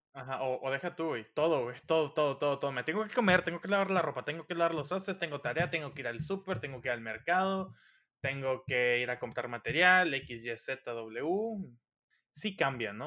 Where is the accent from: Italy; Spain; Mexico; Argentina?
Mexico; Los Mochis, Sinaloa; moved away as an adult; also born or lived in State of Mexico; now in Mexico City, Mexico; soy originario de Los Mochis, Sinaloa, México